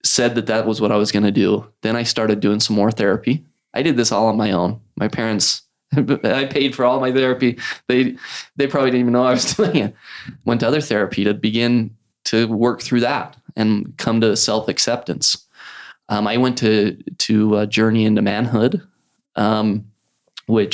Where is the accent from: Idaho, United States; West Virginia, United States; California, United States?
Idaho, United States; Idaho Falls; moved away as an adult; also born or lived in Provo, Utah / Salt Lake City, Utah / New York; growing up in Idle Falls